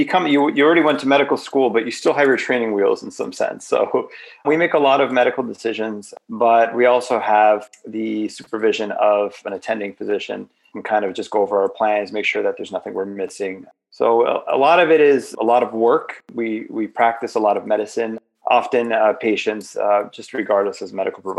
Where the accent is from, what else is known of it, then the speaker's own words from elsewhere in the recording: Miami Beach, Florida, United States; moved away as an adult; also born or lived in Grand Rapids, Michigan; now in Michigan, United States; I grew up in Miami Beach, Florida, to immigrant parents